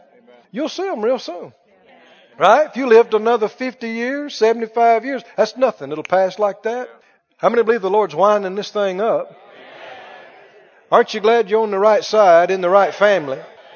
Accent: the South, United States; yeah, I'm from the South. And glad about it.

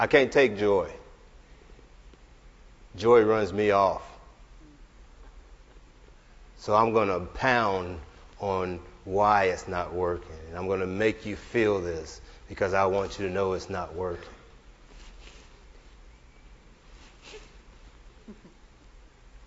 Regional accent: the Ozarks, United States; we're from the Ozarks

